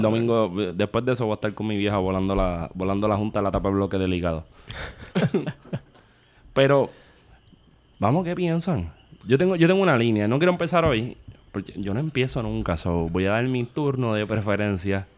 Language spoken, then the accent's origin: Spanish; Puerto Rico